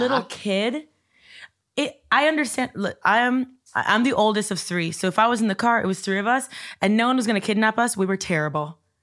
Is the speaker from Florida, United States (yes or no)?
yes; Coral Gables, Florida, United States; I grew up in Coral Gables